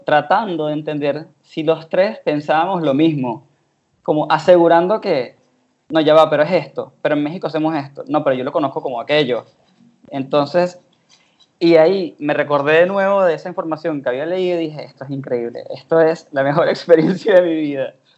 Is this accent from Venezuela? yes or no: yes; Venezuela; yo soy venezolano